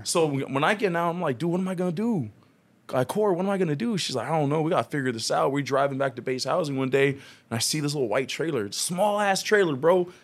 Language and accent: English; Long Beach, California, United States; moved away as an adult; also born or lived in Carson, California; now in Vista, United States; I'm originally from Long Beach, California, so I'm actually not from San Diego